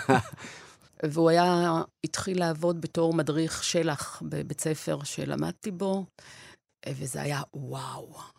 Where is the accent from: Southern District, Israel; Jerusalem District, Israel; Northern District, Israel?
Southern District, Israel; Beersheba; born or raised there; also born or lived in Wrocław, Poland / Nahariya, Israel